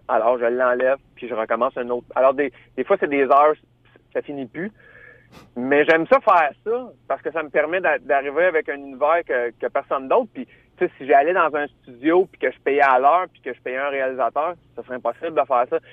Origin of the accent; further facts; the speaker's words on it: Drummondville, Quebec, Canada; je suis natif de Drummondville. Puis quand j'étais petit gars, hein, j'étais adolescent